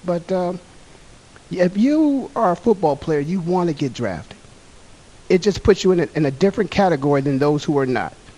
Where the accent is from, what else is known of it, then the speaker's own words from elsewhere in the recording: Canton, Ohio, United States; moved away; Canton, Ohio, my hometown